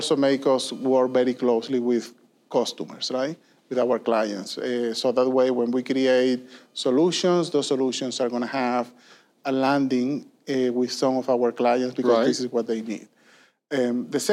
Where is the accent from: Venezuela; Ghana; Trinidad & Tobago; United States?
Venezuela; moved away as an adult; also born or lived in Puerto Rico; I was born and raised in Venezuela